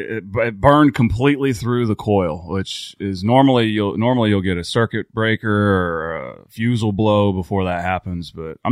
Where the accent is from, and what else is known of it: McLoud, Oklahoma, United States; born or raised there